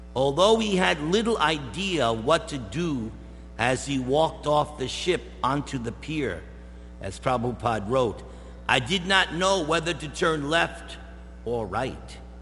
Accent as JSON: {"language": "English", "region": "East Coast", "country": "United States", "moved": "yes", "said": "I'm from the East Coast"}